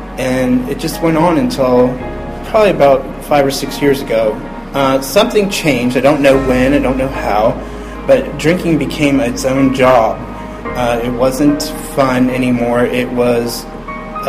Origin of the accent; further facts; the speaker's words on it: Upper Arlington, Ohio, United States; also born or lived in Columbus, Ohio; I'm from Columbus, and I grew up in a town called Upper Arlington